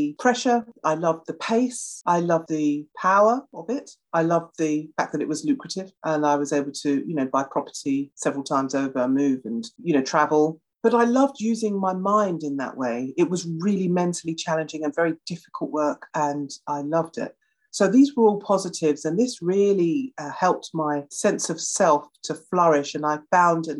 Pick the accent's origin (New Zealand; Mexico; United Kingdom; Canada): United Kingdom; being a Brit